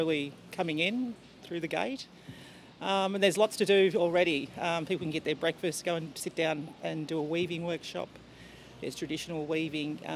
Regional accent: Melbourne, Victoria, Australia; moved away as an adult; now in Cairns, Australia; being born and bred in Melbourne

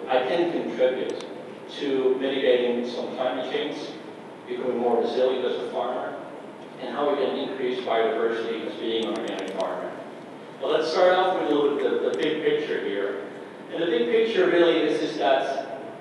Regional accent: Amsterdam, North Holland, Netherlands; moved away as an adult; also born or lived in Minnesota / New York; now in Johnstown, United States; I was born in Amsterdam, in the Netherlands, and decided I wanted to be a farmer

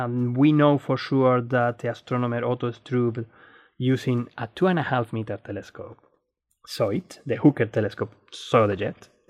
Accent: Spain; moved away as an adult; now in Australia; I'm Spanish, Australian astronomer

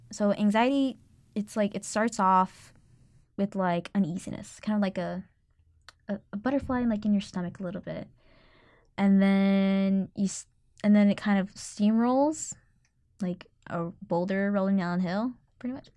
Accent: Katy, Texas, United States; now in Austin, United States; I'm from Katy, Texas

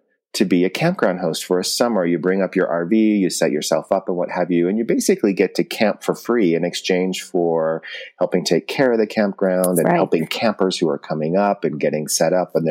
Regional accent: Bishop, California, United States; growing up in Bishop, we didn't really spend a whole lot of time in airports

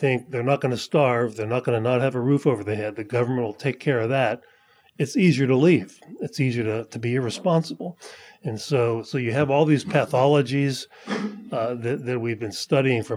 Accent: the mountains of Pennsylvania, United States; Pennsylvania, where I grew up

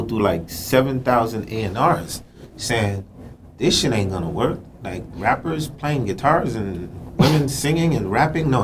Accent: New York City, New York, United States; also born or lived in Haiti / New Jersey; Born in Haiti, raised in Brooklyn, New York City, then moved to New Jersey.

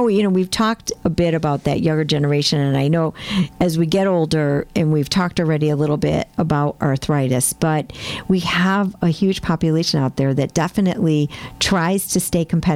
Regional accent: Prospect, Connecticut, United States; we're from Prospect, from a small town

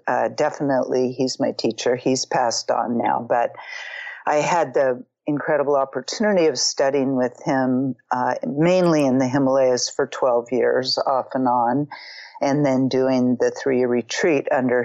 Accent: Marin County, Northern California, United States; I grew up in Marin County, Northern California, the Bay Area, quite a liberal place.

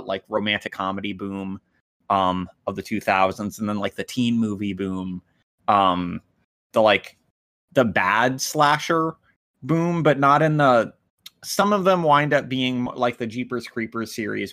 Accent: United States; I'm the American

